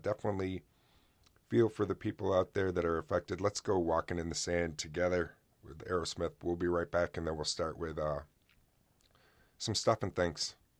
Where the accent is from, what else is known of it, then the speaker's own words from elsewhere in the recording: Oswego, New York, United States; my hometown